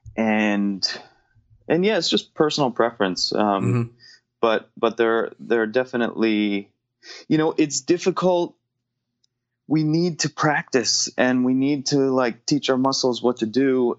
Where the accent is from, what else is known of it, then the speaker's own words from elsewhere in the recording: New Jersey, United States; growing up in New Jersey